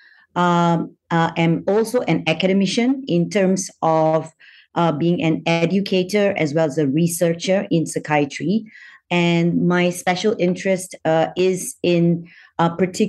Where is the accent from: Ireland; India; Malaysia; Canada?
Malaysia; So I'm Malaysian by nationality. I was born in Malaysia, but my paternal great-grandfather came from China.